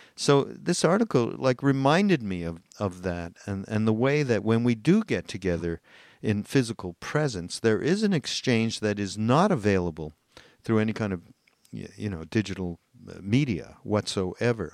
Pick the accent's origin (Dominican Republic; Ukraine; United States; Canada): Canada; I'm Canadian